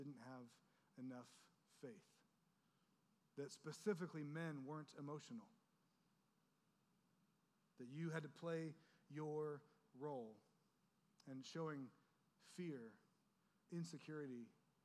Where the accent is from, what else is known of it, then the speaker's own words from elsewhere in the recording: Orange County, California, United States; we grew up in Orange County, where everything is polished